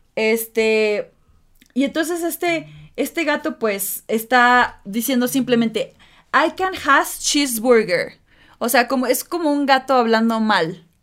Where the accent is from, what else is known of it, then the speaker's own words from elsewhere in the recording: Mexico; así somos los mexicanos